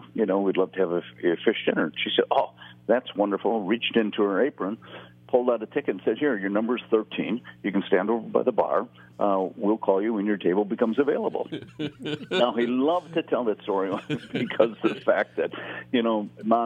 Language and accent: English; Appleton, Wisconsin, United States; I grew up in Appleton, Wisconsin, and I grew up in a neighborhood bar